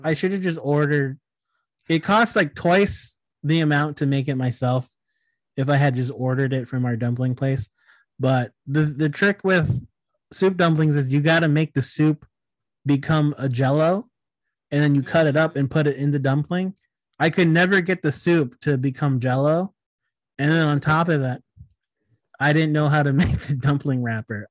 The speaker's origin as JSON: {"language": "English", "area": "suburbs of Sacramento", "region": "California", "country": "United States", "tie": "born or raised there", "also_born_or_lived": "New Jersey", "said": "my random ass hometown uh, in the suburbs of Sacramento"}